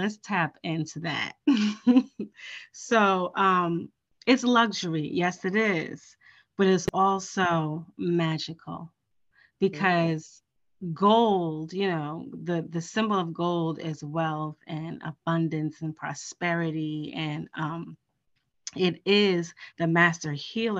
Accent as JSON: {"language": "English", "region": "New York", "country": "United States", "said": "I'm from New York."}